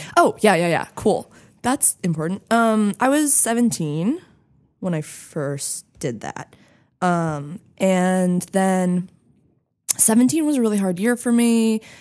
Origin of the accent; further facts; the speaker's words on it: Santa Fe, New Mexico, United States; I grew up in Santa Fe, New Mexico